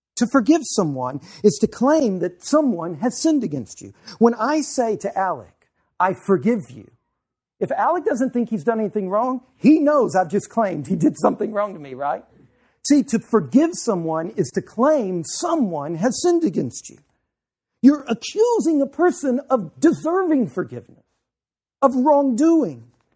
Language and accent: English; Louisiana, United States; moved away; I'm from Louisiana